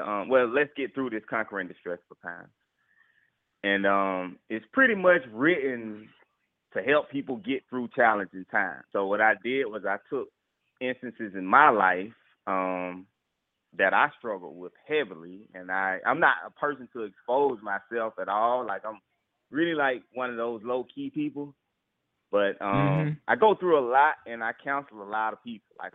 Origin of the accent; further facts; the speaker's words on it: Atlanta, Georgia, United States; I was born and raised in Atlanta, Georgia